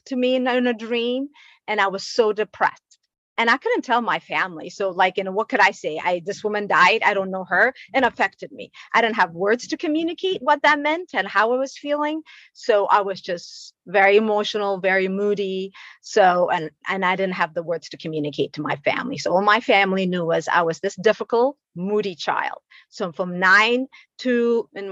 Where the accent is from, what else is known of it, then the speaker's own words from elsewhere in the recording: Ethiopia; moved away; I'm originally from Ethiopia.